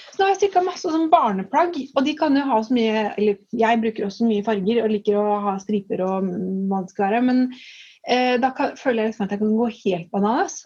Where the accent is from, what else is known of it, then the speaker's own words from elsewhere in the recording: Strømmen, Akershus, Norway; moved away as an adult; now in Tønsberg, Norway; Jeg kommer jo fra Strømmen, som er et lite sted utenfor Oslo.